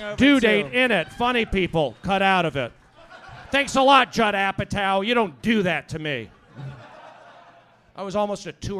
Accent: Los Angeles, California, United States; No, I grew up in Tarzana.

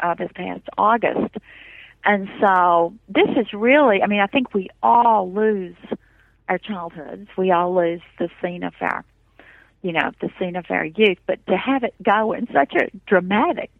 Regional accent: Appalachian mountains, United States; moved away; my own growing up in the mountains

